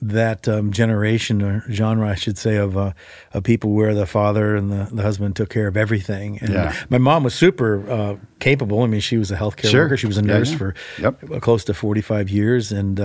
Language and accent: English; Chicago, Illinois, United States; I grew up in Chicago, and I wasn't a believer, and so I grew up in a pretty secular environment, big city, big high school, 4,000 kids